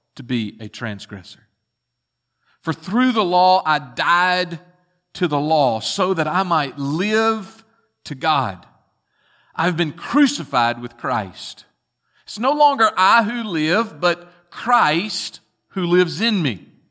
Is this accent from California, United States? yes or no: no; Bartlett, Tennessee, United States; as young boys growing up in Bartlett, Tennessee